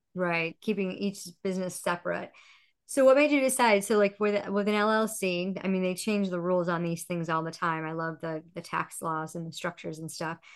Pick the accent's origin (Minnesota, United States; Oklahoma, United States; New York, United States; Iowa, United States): New York, United States; Rochester; now in Florida, United States; I'm originally from Rochester, New York